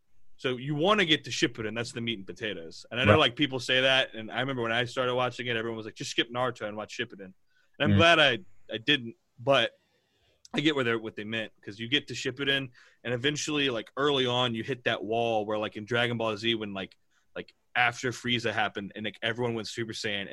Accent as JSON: {"language": "English", "region": "the South", "country": "United States", "tie": "born or raised there", "moved": "yes", "said": "So I grew up in a very southern town"}